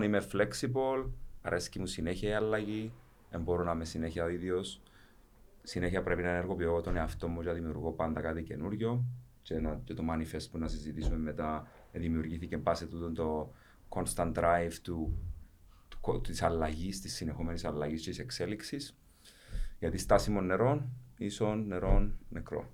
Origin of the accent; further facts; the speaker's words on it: Paphos, Paphos District, Cyprus; now in Nicosia, Cyprus; κατάγομαι αρχικά από την Πάφο. Είμαι στη Λευκοσία τα τελευταία, να λέγα, 20 χρόνια τώρα